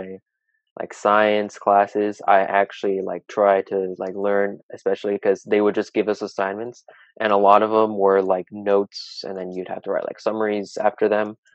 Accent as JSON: {"language": "English", "town": "Dublin", "region": "California", "country": "United States", "tie": "born or raised there", "also_born_or_lived": "Oakland, California", "said": "I'm basically raised in Dublin"}